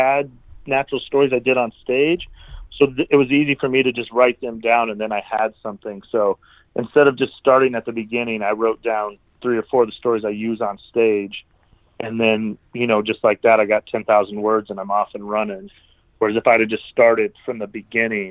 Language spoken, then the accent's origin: English; Cheyenne, Wyoming, United States; now in Denver, United States; I'm doing a big show in Cheyenne, Wyoming. I just that's my hometown.